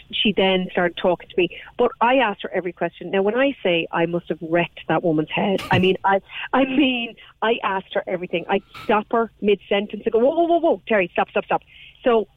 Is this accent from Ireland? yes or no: yes; Ireland; I have long been incredibly angry as an Irish woman